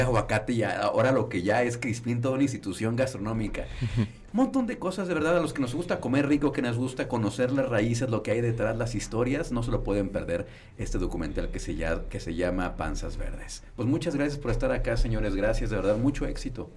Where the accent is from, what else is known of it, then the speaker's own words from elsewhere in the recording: Irapuato, Guanajuato, Mexico; now in León, Mexico; llevo viviendo aquí los últimos 20 años, ya me siento leonés, soy de Irapuato